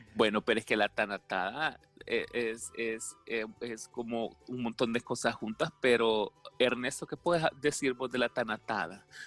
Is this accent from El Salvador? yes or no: yes; El Salvador; nosotros como salvadoreños